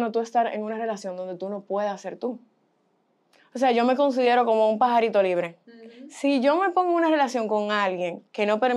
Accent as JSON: {"language": "Spanish", "town": "Boston", "region": "Massachusetts", "country": "United States", "tie": "born there", "said": "yo tengo padres dominicanos eh, nací en Boston y me criaron aquí y allá."}